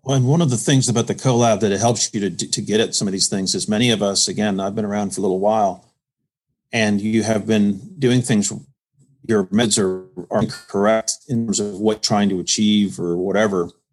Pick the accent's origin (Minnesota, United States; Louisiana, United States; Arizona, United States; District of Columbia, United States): District of Columbia, United States; Washington; also born or lived in Connecticut / Indiana; now in Greenville, United States; I'm originally from the Washington, D.C. area